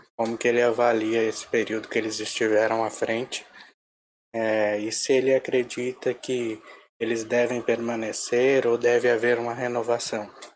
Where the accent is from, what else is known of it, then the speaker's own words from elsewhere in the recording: Ribeirão Preto, São Paulo, Brazil; Sou de Ribeirão Preto